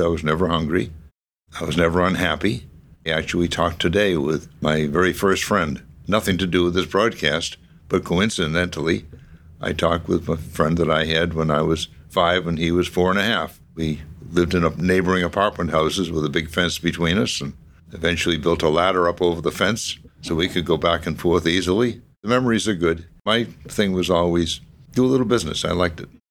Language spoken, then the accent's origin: English; Medford, Massachusetts, United States; also born or lived in Somerville; I grew up, however, all of my life I can remember in Medford and had an uneventful childhood